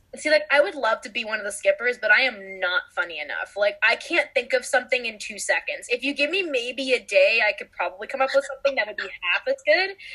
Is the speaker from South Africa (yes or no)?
no; California, United States; we are from California